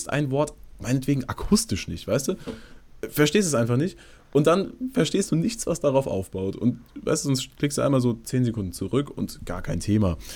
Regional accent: Bavaria, Germany; Ja, ja, genau, ich bin Bayer.

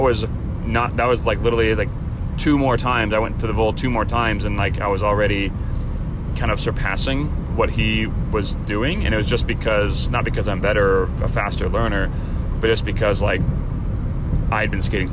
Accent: Chicago, Illinois, United States; now in California, United States; growing up in Chicago

